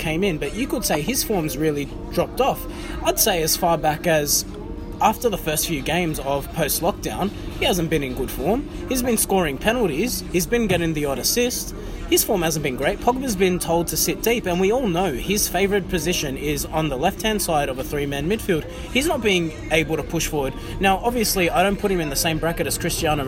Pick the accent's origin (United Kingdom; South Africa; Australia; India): Australia; all of us from Australia